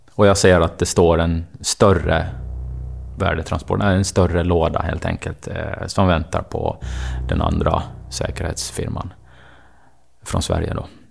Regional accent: Åland Islands; Jag är uppvuxen på Åland

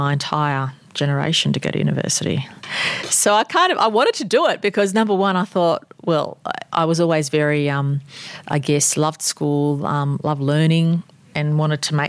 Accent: Australia; first language Armenian; English is a second language; growing up in Australia

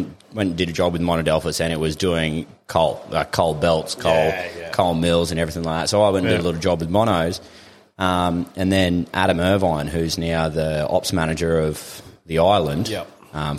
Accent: Gladstone, Queensland, Australia; moved away as an adult; grew up here, cut my teeth here, moved away when I was, 20, 21?

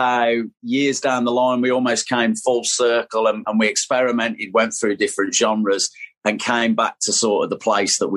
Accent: Tamworth, West Midlands, United Kingdom; my hometown, which was Tamworth

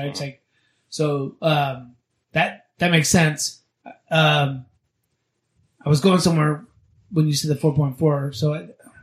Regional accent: Florida, United States; now in California, United States; I grew up in Florida

